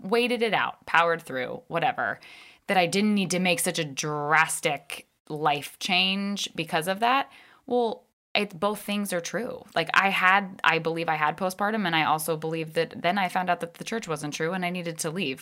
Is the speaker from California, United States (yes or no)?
no; Northern Virginia, United States; I grew up in Northern Virginia